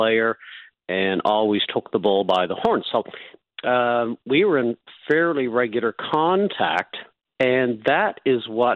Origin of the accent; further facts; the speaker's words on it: New Brunswick, Canada; moved away; I'm from New Brunswick, so I used to fly two or three times a year